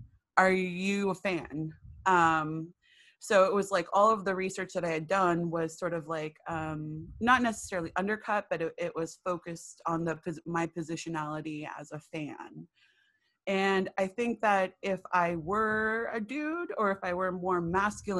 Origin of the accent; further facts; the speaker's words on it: Long Beach, California, United States; I was born and raised in Long Beach, California